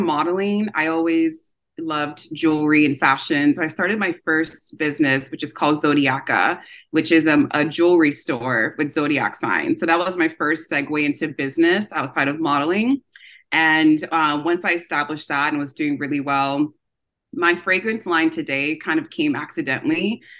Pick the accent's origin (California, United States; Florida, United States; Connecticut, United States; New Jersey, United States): California, United States; Orange County; also born or lived in Los Angeles, United States / Nigeria; I grew up in Orange County in California